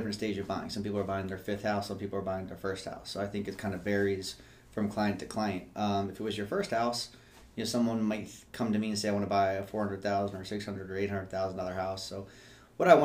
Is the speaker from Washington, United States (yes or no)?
no; Rockville, Maryland, United States; also born or lived in College Park, Maryland; I've lived in like a 5 mile radius my whole life. I was born in Rockville